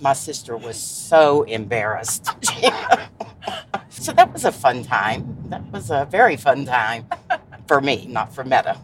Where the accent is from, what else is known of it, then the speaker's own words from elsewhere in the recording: Shady Spring, West Virginia, United States; also born or lived in Charleston, West Virginia / New York / Sophia, West Virginia; I was raised here in Shady Spring mainly. I was born in Charleston, West Virginia and spent most of my life in Shady Spring.